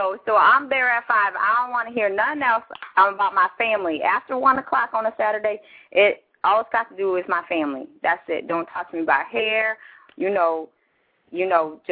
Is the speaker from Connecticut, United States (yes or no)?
no; near Chicago, Illinois, United States; moved away; grew up near Chicago